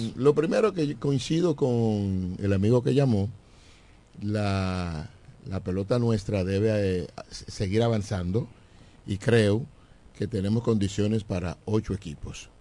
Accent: Eastern region, Dominican Republic; son de la región este. Y, y, si me salgo de mi pueblo, entonces me quedo en mi región

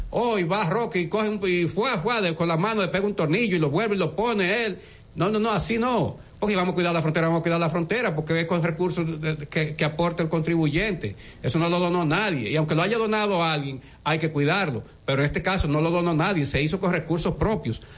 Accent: Dominican Republic; como ciudadano dominicano

